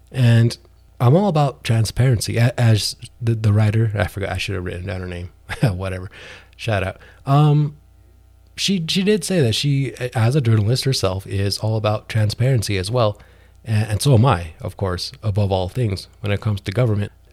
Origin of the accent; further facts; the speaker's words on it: New Mexico, United States; my home state of New Mexico